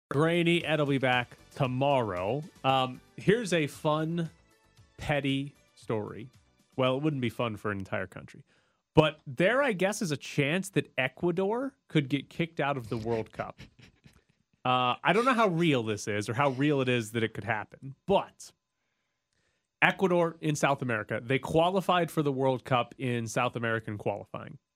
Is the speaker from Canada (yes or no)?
yes; Canada; but as a Canadian, how do you feel